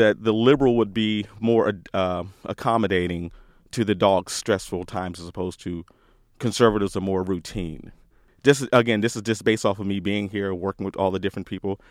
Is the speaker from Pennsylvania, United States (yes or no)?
no; DC area, Northern Virginia, United States; moved away; also born or lived in Austin, Texas; originally from Northern Virginia, D C area. I left there two thousand four, moved to Austin, Texas.